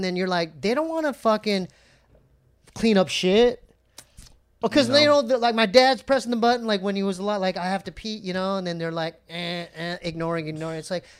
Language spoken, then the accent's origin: English; San Diego, California, United States; born or raised there